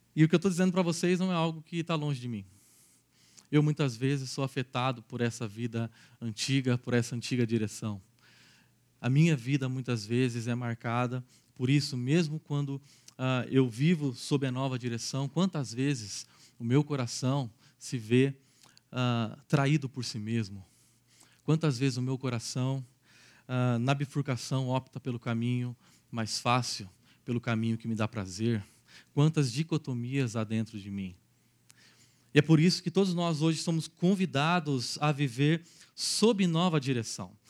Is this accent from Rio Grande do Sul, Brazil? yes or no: no; Araraquara, São Paulo, Brazil; sou natural de Araraquara, uma cidadezinha dez vezes menor do que Campinas